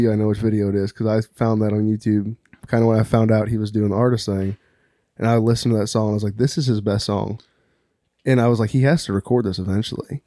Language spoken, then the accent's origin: English; Eureka, Missouri, United States; also born or lived in Town and Country, Missouri / St. Louis area; I grew up in Eureka, moved out to town and country when I was like fourteen, um, and then was in Saint Louis area till college.